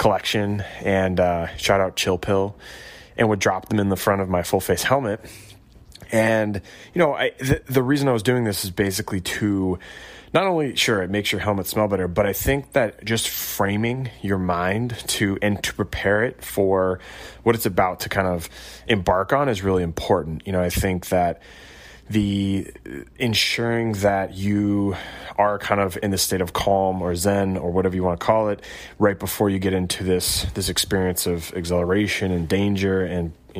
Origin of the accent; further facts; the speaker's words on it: Chicagoland, Illinois, United States; also born or lived in Colorado; I grew up in Colorado and a little bit in mainly Chicagoland